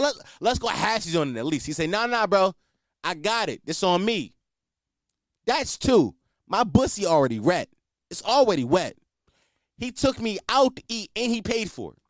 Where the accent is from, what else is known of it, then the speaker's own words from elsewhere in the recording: Philadelphia, Pennsylvania, United States; I'm a Philadelphian, born and raised